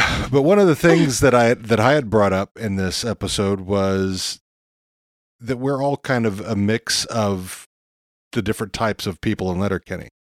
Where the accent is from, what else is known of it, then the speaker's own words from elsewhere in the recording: Texas, United States; growing up in Texas